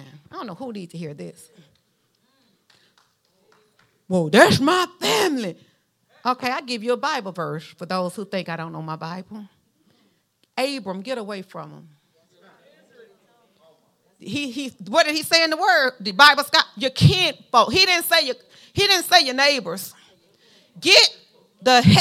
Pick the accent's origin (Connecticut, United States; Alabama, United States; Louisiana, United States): Alabama, United States; Mount Vernon; accent: southern drawl; I was raised in Mount Vernon, Alabama, in the South